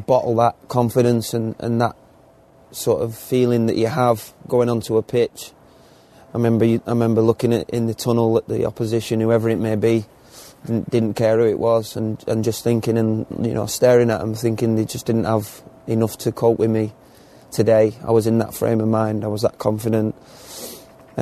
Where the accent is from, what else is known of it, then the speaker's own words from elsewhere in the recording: England, United Kingdom; being English